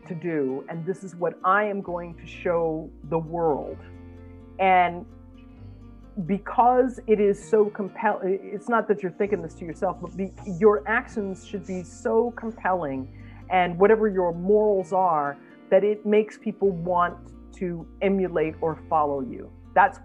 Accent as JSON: {"language": "English", "country": "United States", "said": "as an American"}